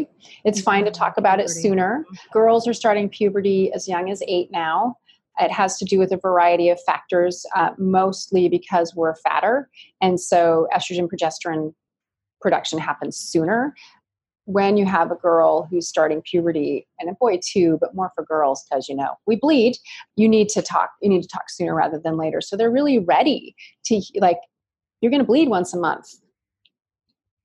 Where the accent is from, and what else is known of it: Ashland, Oregon, United States; born or raised there